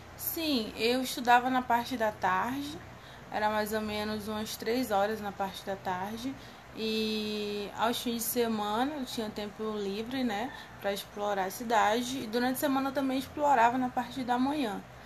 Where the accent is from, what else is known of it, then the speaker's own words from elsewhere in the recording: Rio de Janeiro, Brazil; eu era do Rio de Janeiro